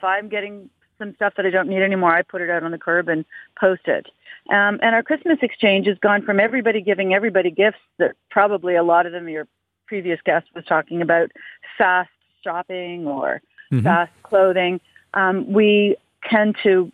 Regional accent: Canada; being Canadian, being in a cold country

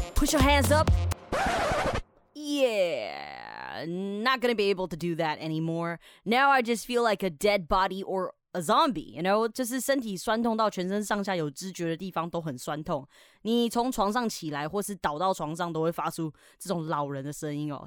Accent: Taiwan; 我们台湾人

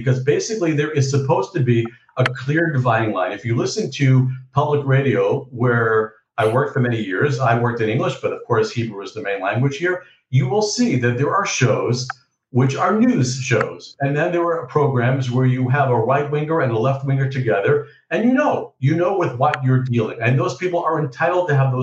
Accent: New York, United States; born or raised there; moved away as an adult; now in Beit Shemesh, Israel

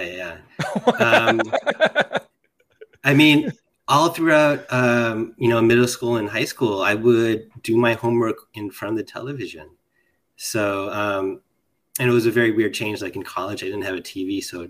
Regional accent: Chicago, Illinois, United States; Chicago area.

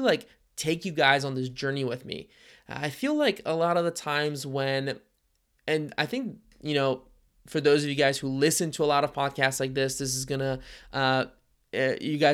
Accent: Cincinnati, Ohio, United States; I grew up in Cincinnati, Ohio, and we have a pretty healthy startup ecosystem here.

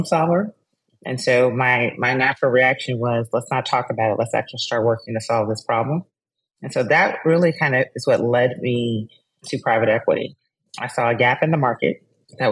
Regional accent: Texas, United States; I'm a Texan

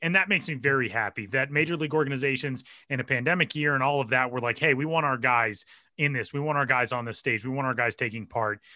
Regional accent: Denver, Colorado, United States; my hometown and the place where I am currently sitting in Denver, Colorado

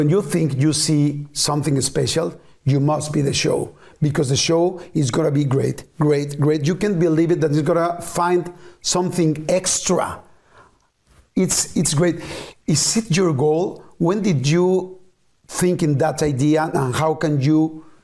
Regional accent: Argentina; I, I was telling you that I come from Argentina. So there was a long, long, long way.

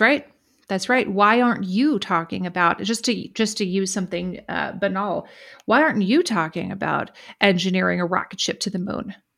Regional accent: United States; I'm commenting from an American perspective

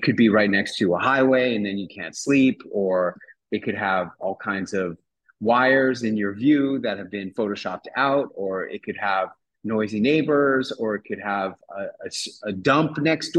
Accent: New York City, New York, United States; moved away as an adult; now in Acapulco, Mexico; I'm a native New Yorker. I grew up in New York City in Midtown Manhattan.

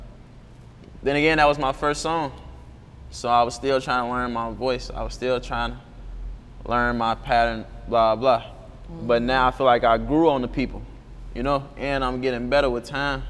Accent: Chicago, Illinois, United States; I'm from Inglewood, I'm from 66 Marshfield

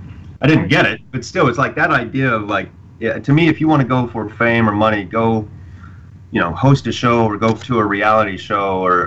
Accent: Arkansas, United States; No, I'm from Arkansas, from the South.

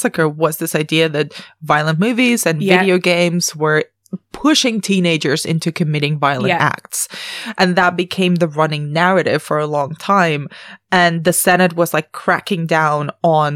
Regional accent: Spain; moved away; I grew up in Europe, so I grew up in mainland Spain

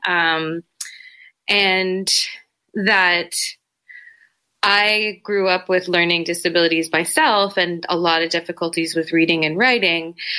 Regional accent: Toronto, Ontario, Canada; I grew up in Etobicoke. It's a, you know, an affluent suburb of Toronto

